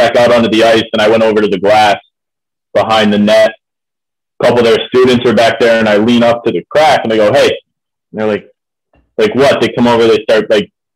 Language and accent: English; Ohio, United States; moved away as an adult; now in Morgantown, United States; I'm from Ohio, so I played all through youth and high school just in Ohio